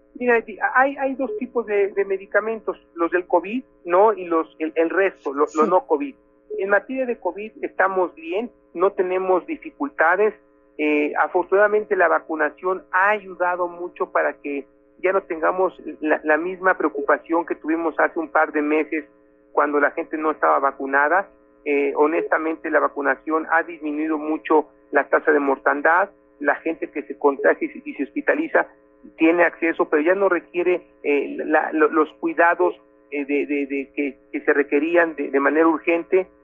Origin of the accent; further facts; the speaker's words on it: Mexico; como mexicanos